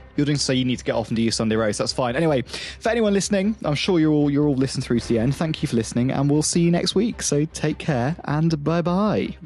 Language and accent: English; United Kingdom; as a British consumer